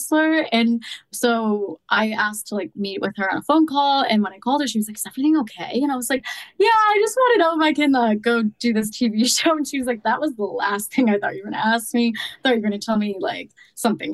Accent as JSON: {"language": "English", "region": "New Jersey", "country": "United States", "tie": "born or raised there", "also_born_or_lived": "Boston", "moved": "as an adult", "lives_now": "Miami, United States", "said": "I grew up in New Jersey, but then I lived in Boston for a couple of years, like after college"}